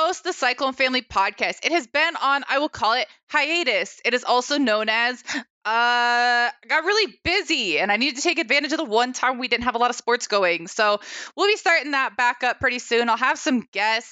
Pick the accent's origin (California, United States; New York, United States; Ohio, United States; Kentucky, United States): Ohio, United States; now in Ames, United States; I was born in Ohio and I've got family there